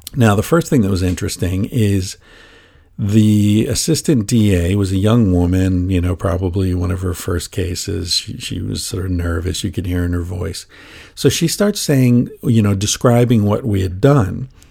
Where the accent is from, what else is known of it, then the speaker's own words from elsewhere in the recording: United States; as an American